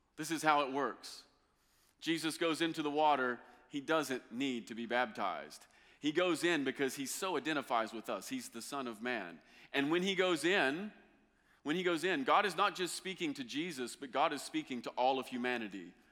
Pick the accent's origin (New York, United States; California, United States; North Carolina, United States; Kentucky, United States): Kentucky, United States; I'm from Kentucky